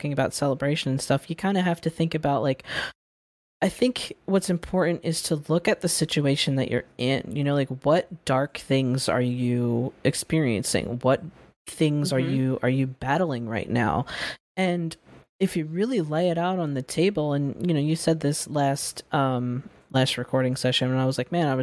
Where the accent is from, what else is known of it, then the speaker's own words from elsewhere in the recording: United States; I was born here. I'm American